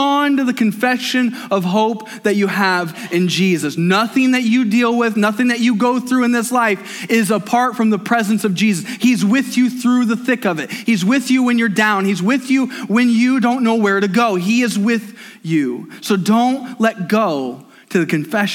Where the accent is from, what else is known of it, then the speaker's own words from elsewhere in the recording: United States; I'm an American.